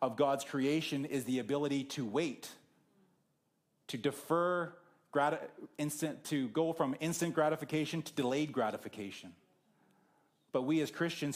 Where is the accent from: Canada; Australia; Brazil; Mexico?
Canada; Whitewood, Saskatchewan; moved away; my hometown of Whitewood is halfway between here and Saskatoon